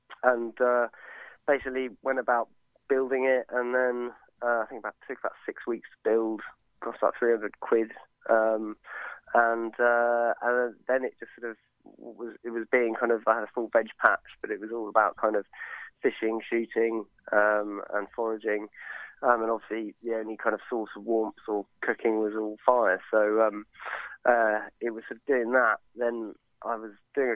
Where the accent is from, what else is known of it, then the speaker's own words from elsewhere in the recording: Sussex, South East England, United Kingdom; also born or lived in London; I'm from Sussex originally, kind of grew up doing a lot of fishing and hunting.